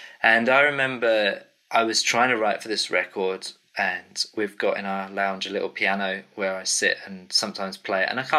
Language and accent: English; England, United Kingdom; accent: English; now in Cambridge, United Kingdom; So as you can tell, I'm from the UK. My English accent kind of gives me away, doesn't it?